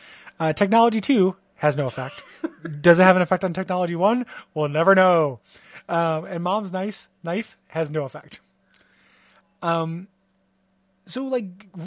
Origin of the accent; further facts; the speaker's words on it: Aurora, Illinois, United States; moved away; in Aurora, Illinois, in my Hardee's days